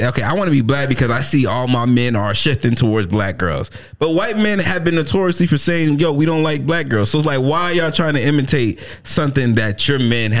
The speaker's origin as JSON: {"language": "English", "area": "Broward", "region": "Florida", "country": "United States", "said": "I am a boy from Broward."}